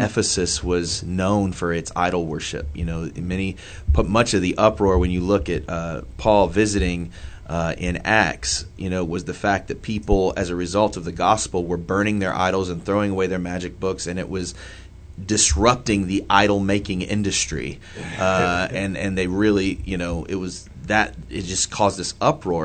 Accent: Indianapolis, Indiana, United States; I grew up, like I said, I grew up in the Old North Side

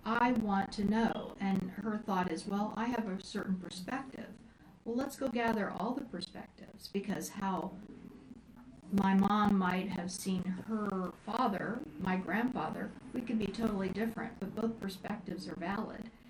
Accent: Indiana, United States; moved away as an adult; also born or lived in Florida; when I moved back from Florida to Indiana, my hometown

